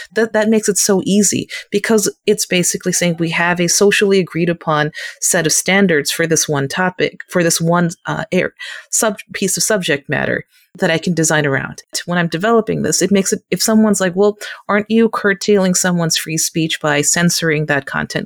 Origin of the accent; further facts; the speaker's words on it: United States; as an Asian American. Second, as an American